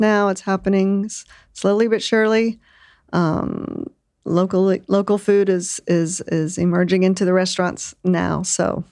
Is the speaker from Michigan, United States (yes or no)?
no; Lake Charles, Louisiana, United States; now in Austin, United States; I was born in Lake Charles, Louisiana.